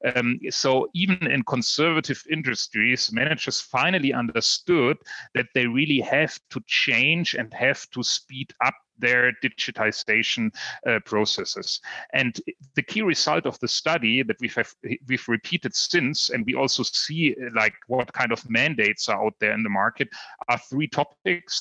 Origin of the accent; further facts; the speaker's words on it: Mainz, Rhineland-Palatinate, Germany; Biontech. Um, it's a company right out of here, my hometown